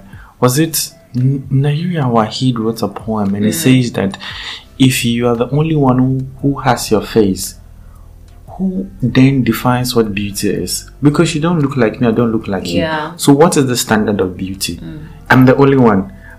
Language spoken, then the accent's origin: English; Eastern Region, Ghana; English is a second language; When I come from Edukomekuapem, I speak Chiripon